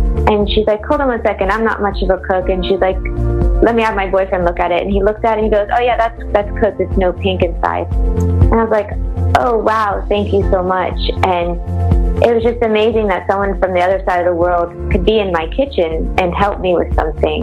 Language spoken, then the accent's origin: English; United States; now in Florida, United States; I'm from the United States and I live in Florida.